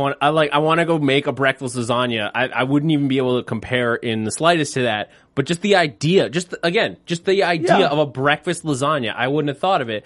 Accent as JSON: {"language": "English", "region": "New York", "country": "United States", "tie": "born or raised there", "said": "I grew up in New York, pizza capital of the world."}